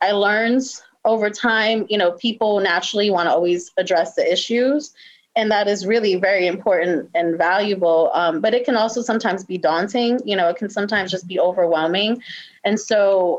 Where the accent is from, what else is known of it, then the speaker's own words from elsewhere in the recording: New York City, New York, United States; moved away as an adult; also born or lived in Richmond, Virginia / Washington, D.C.; now in Baltimore, United States; I'm originally from New York City, born and raised